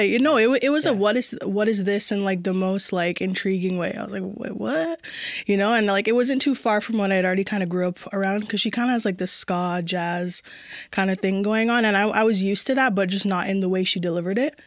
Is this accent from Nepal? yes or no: no; Mississauga, Ontario, Canada; also born or lived in Etobicoke; now in Toronto, Canada; I was born in Etobicoke, raised in Mississauga, and I'm currently living in Toronto